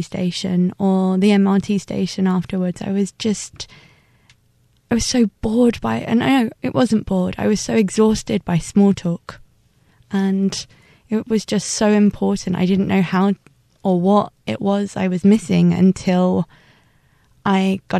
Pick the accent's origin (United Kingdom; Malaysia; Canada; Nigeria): United Kingdom; London; moved away as an adult; now in Taiwan; I'm from London. I'm a teacher here at the moment